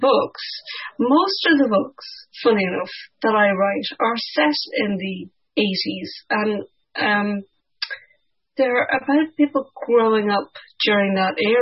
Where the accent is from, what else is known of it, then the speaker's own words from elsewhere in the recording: Ireland; growing up in Ireland in the 1980s